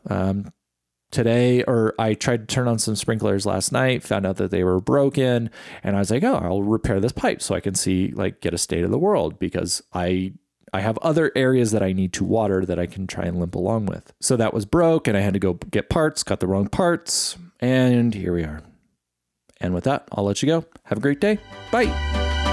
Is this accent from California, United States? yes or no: yes; East Bay, San Francisco Bay Area, California, United States; I grew up in the Bay Area of California, so that's, like, around San Francisco, Oakland area. And we were, we were considered East Bay